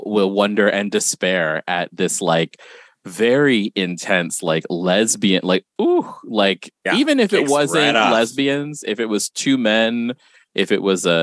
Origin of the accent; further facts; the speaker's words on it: Guam; I'm from Guam, and and being from there, I've lived through many a typhoon